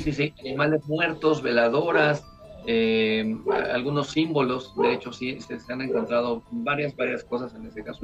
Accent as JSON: {"language": "Spanish", "region": "Querétaro", "country": "Mexico", "tie": "born or raised there", "said": "la ciudad de Querétaro, de donde soy originario"}